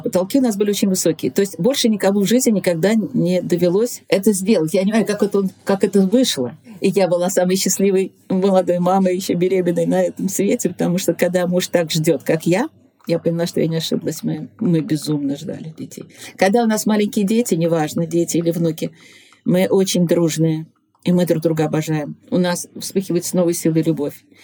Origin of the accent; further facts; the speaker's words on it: Nizhny Novgorod, Nizhny Novgorod Oblast, Russia; also born or lived in Moscow; на своем горьковском телевидении, среди своих огромного количества поклонников, среди своих земляков